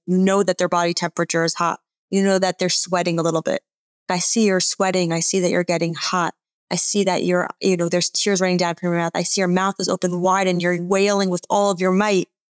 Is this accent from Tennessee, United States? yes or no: no; Atlanta, Georgia, United States; I grew up in Atlanta.